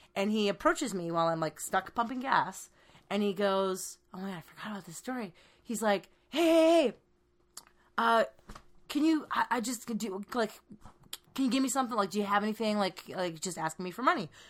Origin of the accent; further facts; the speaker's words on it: Bay Area, California, United States; I, I grew up in the Bay Area